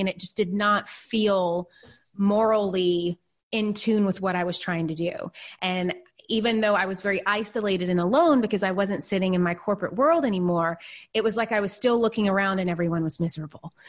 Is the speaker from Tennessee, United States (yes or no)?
yes; Nashville, Tennessee, United States; born or raised there; moved away as an adult; also born or lived in New York City